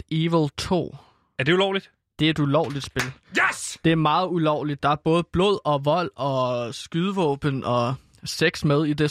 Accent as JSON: {"language": "Danish", "country": "Denmark", "said": "Det er svensk, og jeg er dansker."}